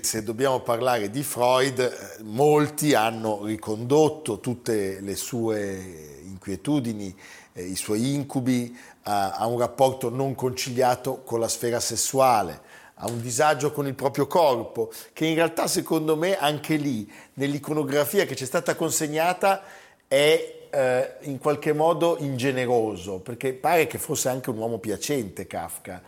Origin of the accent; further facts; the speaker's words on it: Milan, Lombardy, Italy; da milanese, da italiano